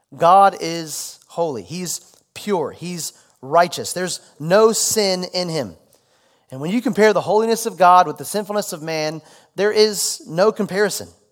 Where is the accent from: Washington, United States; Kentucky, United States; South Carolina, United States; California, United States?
Kentucky, United States; Louisville; also born or lived in Dallas, Texas; made it back to my hometown, Louisville